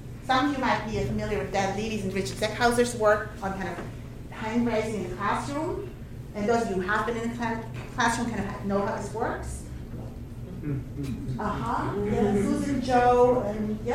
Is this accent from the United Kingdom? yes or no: no; Switzerland; moved away; my home country, Switzerland